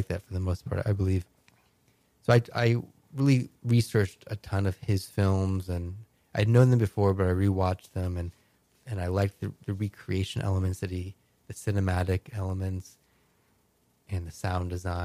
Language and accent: English; Miami, Florida, United States; I grew up in Miami, and my father had an art cinema.